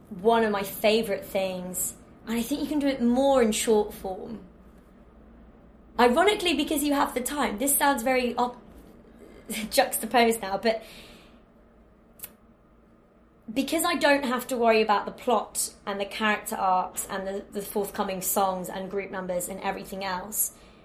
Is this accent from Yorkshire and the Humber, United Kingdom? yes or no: no; Warrington, North West England, United Kingdom; But, yeah, I'm from Warrington, which is in between Liverpool and Manchester. And the Northern way of love, which is a bit Billy Elliot, is, if I like you, I will take the pee out of you so hard